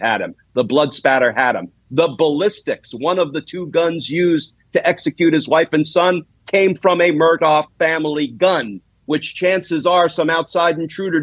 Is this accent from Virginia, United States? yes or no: no; New Jersey, United States; a gutter kid growing up in Jersey